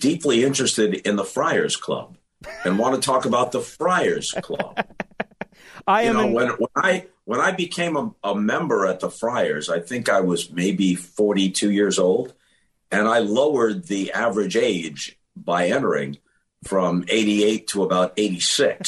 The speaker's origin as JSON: {"language": "English", "area": "Long Island", "region": "New York", "country": "United States", "tie": "born or raised there", "said": "I grew up in New York on Long Island"}